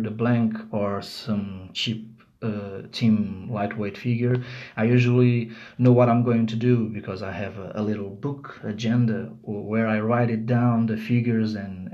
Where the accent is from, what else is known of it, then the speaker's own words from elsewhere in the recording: Lisbon, Portugal; I'm from Lisbon, Portugal.